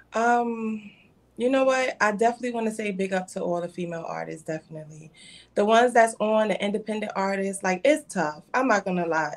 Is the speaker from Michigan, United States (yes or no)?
no; New York City, New York, United States; I'm from Brooklyn.